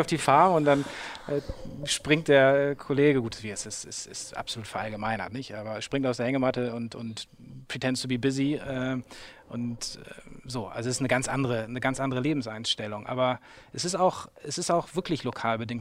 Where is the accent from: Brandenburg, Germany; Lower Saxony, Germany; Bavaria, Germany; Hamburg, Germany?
Hamburg, Germany; moved away as an adult; also born or lived in England / Vietnam; ich bin halt dann schon in Hamburg geboren